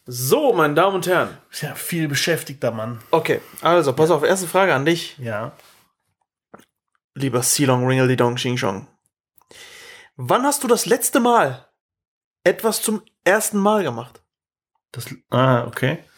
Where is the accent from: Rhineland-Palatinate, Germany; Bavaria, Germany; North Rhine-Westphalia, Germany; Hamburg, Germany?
Hamburg, Germany; nee, das mache ich nicht doppel bin Hamburger.